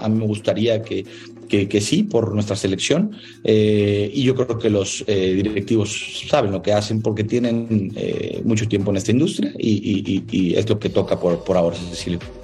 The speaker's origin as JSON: {"language": "Spanish", "country": "Mexico"}